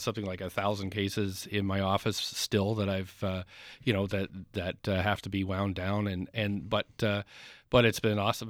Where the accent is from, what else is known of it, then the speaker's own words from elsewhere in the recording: Nova Scotia, Canada; now in Vancouver, Canada; I'm not from Vancouver. I grew up in Nova Scotia